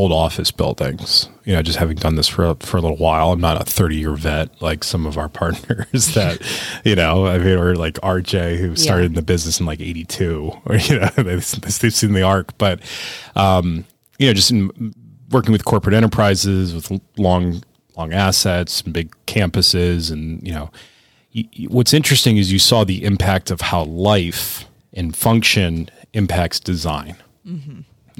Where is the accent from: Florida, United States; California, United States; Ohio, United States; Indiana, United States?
Ohio, United States; Cleveland; also born or lived in Pittsburgh; when we moved back to Cleveland from Pittsburgh